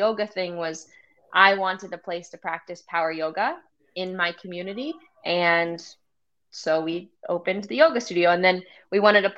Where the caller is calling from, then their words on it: Bloomington, Illinois, United States; I'm coming live from Bloomington, Normal, Illinois.